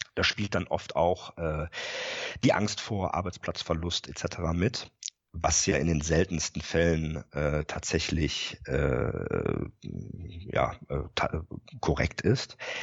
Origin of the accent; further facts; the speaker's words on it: Rhineland, Germany; moved away as an adult; now in Bremen area, Germany; bin gebürtiger Rheinländer